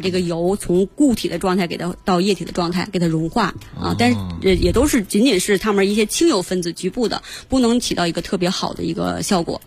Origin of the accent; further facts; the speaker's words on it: China; 从我们中国人这个饮食文化上来讲